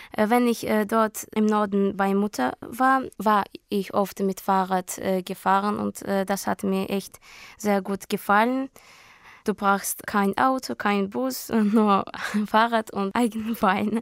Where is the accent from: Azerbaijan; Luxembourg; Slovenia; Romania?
Azerbaijan; Baku; German is a second language; also born or lived in Hamburg, Germany; Ich komme aus Aserbaidschan, Baku.